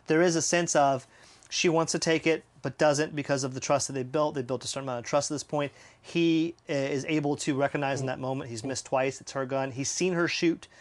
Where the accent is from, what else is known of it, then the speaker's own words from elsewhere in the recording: the South, United States; I'm from the South